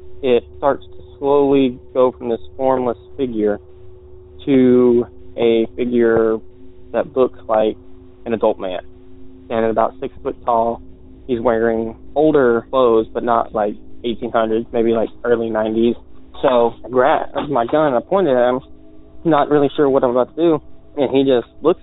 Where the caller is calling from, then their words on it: Virginia, United States; I'm calling from Virginia